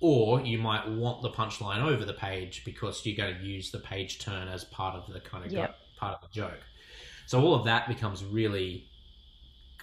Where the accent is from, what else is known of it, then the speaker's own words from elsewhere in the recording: Sydney, New South Wales, Australia; I'm from Sydney